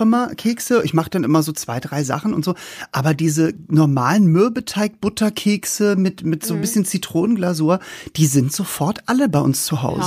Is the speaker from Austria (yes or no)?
no; the North, Northern Germany, Germany; Wir kommen ja vom, aus dem Norden